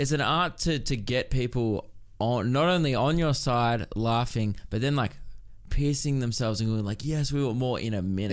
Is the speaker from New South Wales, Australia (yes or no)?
no; Melbourne, Victoria, Australia; I grew up in Melbourne